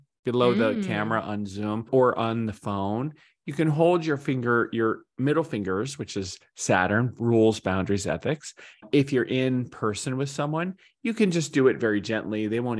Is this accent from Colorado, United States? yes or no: no; Arizona, United States; Or we grew up in Arizona.